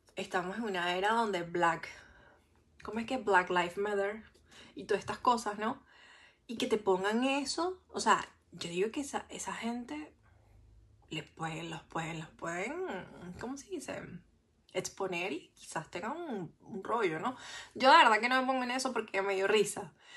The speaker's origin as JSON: {"language": "Spanish", "country": "Venezuela", "also_born_or_lived": "Santiago, Chile", "moved": "as an adult", "said": "me trataron mal al final por ser venezolana"}